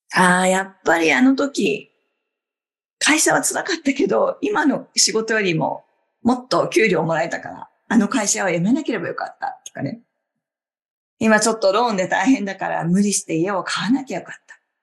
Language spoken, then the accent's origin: Japanese; Obihiro, Hokkaido, Japan; moved away as an adult; now in New York, United States; 地元は北海道の帯広の日本から24年前にニューヨークに移って住むのを決めて